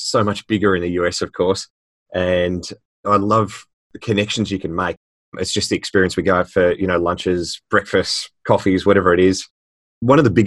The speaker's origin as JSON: {"language": "English", "town": "Melbourne", "region": "Victoria", "country": "Australia", "said": "all the way from Australia, you can tell by my accent. So from Melbourne in Victoria and Australia."}